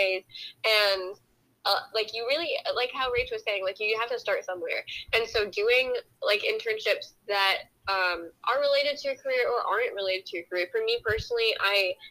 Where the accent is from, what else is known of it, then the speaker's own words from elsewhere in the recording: New York, United States; now in Texas, United States; I'm from New York and I moved here